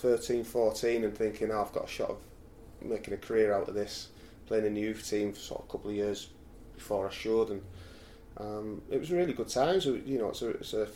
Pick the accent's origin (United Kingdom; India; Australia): United Kingdom; Middlesbrough, North East England; also born or lived in Redcar; it was my hometown team